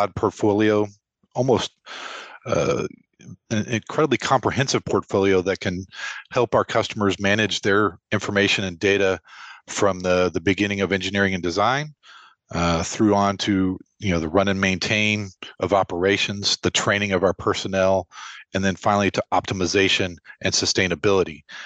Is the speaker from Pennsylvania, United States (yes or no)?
no; Lubbock, Texas, United States; I grew up in Lubbock, Texas, which may not show up on many maps that people recognize